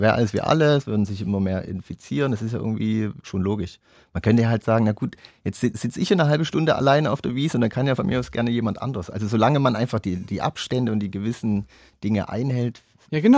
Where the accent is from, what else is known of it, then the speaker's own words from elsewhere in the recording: Chemnitz, Saxony, Germany; bei uns in Chemnitz